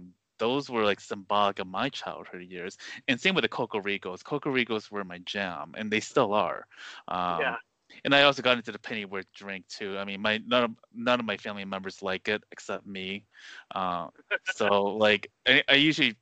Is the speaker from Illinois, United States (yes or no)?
yes; Westmont, Illinois, United States; I grew up in Westmont, which is about 30 minutes away